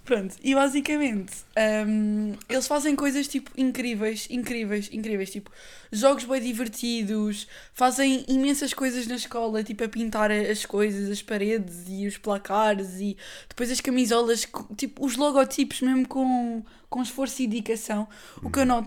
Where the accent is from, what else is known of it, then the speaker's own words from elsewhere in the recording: Lisbon, Portugal; Bem, uh, eu sou Lisboeta, mas eu sei avaliar as coisas sem ser.